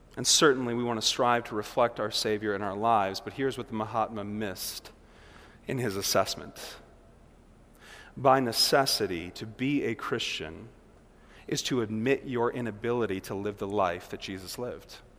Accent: Milwaukee, Wisconsin, United States; here we are from Milwaukee.

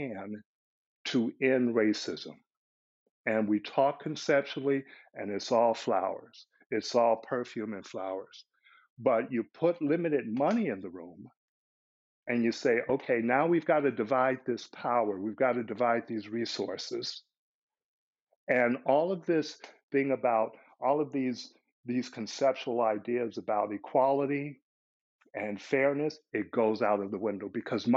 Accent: Chicago, Illinois, United States; I'm from Chicago

